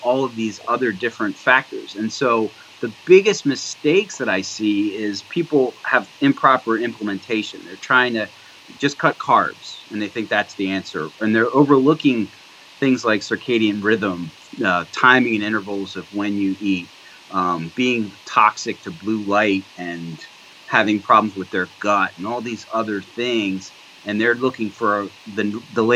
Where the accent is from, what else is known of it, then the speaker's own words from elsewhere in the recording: New Jersey, United States; moved away as an adult; also born or lived in Georgia; now in Pittsburgh, United States; I grew up on the East Coast in New Jersey